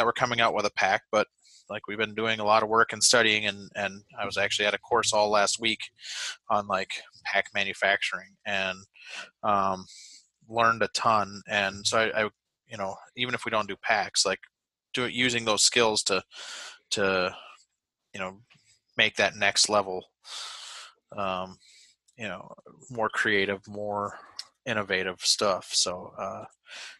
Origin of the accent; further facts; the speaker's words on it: Wisconsin, United States; moved away as an adult; now in New Hampshire, United States; growing up in Wisconsin